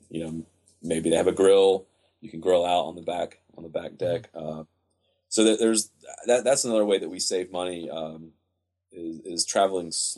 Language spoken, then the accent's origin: English; United States; me as an American traveler